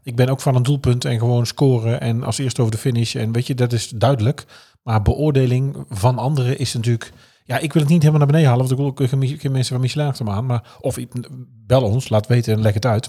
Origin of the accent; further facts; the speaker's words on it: North Brabant, Netherlands; als Brabander ben ik geboren